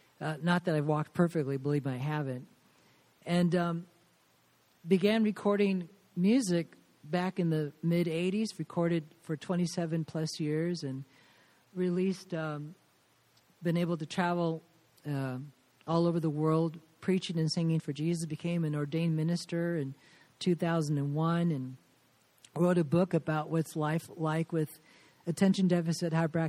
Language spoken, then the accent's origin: English; Southern California, United States; moved away as an adult; also born or lived in Indianapolis; now in Latvia; I was born and raised in Southern California, which is why I still have my California tan.